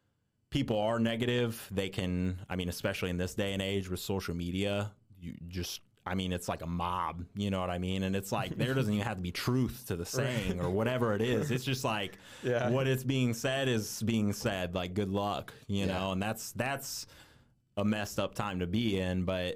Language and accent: English; Indiana, United States; genuinely, I'm just from Indiana and been all over the place in Indiana.